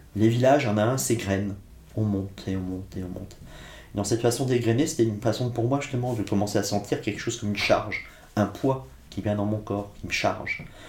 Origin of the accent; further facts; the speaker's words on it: Blois, Centre-Val de Loire, France; also born or lived in Corsica; Je suis né sur le continent, à Blois